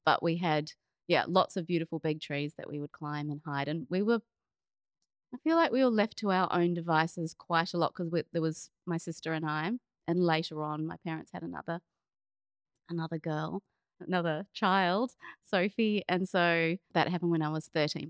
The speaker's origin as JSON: {"language": "English", "region": "Auckland", "country": "New Zealand", "tie": "born or raised there", "also_born_or_lived": "Melbourne, Australia", "moved": "yes", "said": "I grew up in New Zealand, in Auckland"}